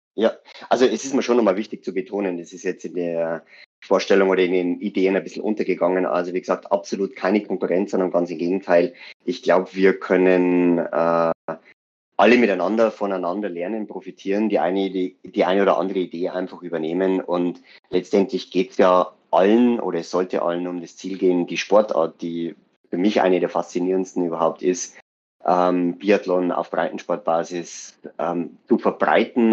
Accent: Weiden, Bavaria, Germany; bei uns in Weiden

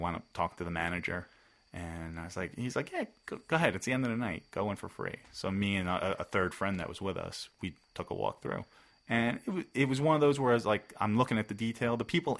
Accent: Bergen County, New Jersey, United States; I grew up in Bergen County. I didn't go to, my parents weren't like shore people typically.

